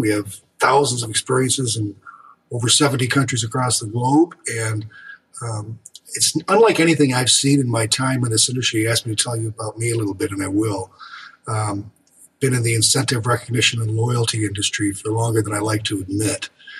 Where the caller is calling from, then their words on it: Michigan, United States; I'm about 50 miles northwest of Detroit in Michigan. Snowy winter wonderland in Michigan right now.